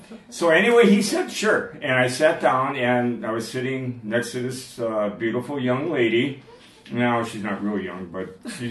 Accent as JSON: {"language": "English", "town": "Milwaukee", "region": "Wisconsin", "country": "United States", "tie": "born or raised there", "also_born_or_lived": "Montana / North Dakota", "moved": "as an adult", "lives_now": "Zhuhai, China", "said": "I actually born and raised in Milwaukee, Wisconsin. The last 10 years of my life, I taught in Montana and North Dakota"}